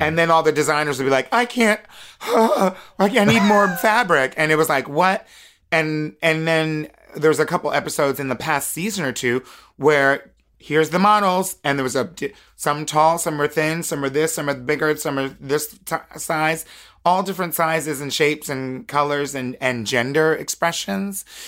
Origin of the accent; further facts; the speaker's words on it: United States; being an American woman